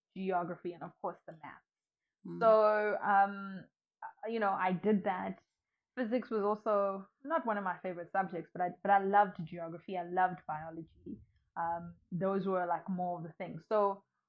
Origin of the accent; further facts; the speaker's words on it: South Africa; also born or lived in Nkhotakota, Malawi / Lilongwe, Malawi; I came here when I was pretty young, when I was just starting my primary school career. But because my dad had moved to South Africa, so we all moved with my mom and I. And then I've grown up in South Africa